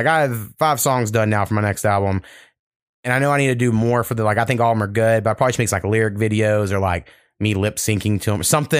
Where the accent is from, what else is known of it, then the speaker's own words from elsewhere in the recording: the South, United States; I grew up black in the South, and you know, I was taught I didn't want people to judge me for the color of my skin